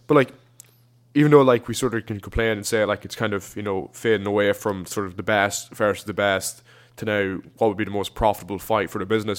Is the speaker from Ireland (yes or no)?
yes; Ireland; we're Irish